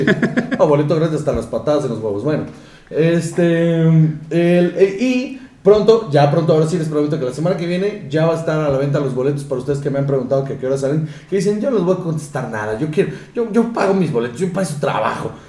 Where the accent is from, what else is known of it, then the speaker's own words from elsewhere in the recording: Mexico; nosotros como mexicanos